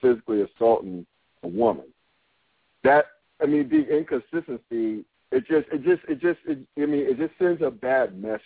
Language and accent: English; North Carolina, United States; also born or lived in New York; I grew up in North Carolina, right? And even though I'm originally from New York